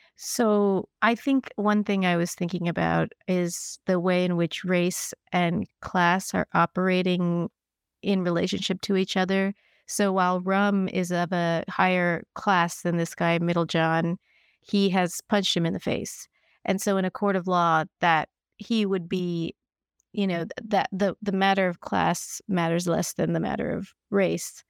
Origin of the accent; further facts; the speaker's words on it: Kentucky, United States; I grew up in Kentucky, and my parents were from Kerala